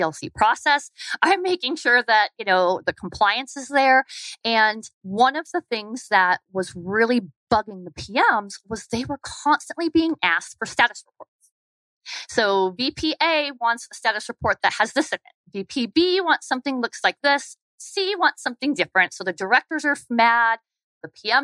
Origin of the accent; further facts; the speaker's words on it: Arizona, United States; moved away as an adult; also born or lived in Atlanta, Georgia; I wanted to come back to Arizona. So I took a virtual position and they said, you can live anywhere. So I came back to my home state